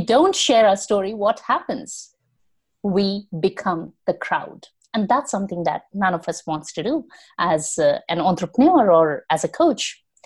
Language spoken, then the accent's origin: English; India; moved away as an adult; now in London, United Kingdom; I am originally from India